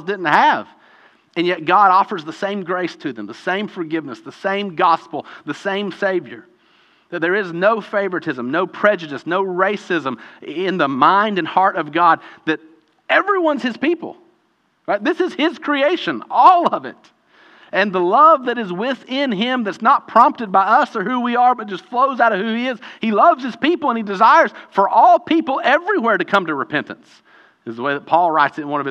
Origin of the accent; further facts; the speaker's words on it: United States; I'm from the United States, American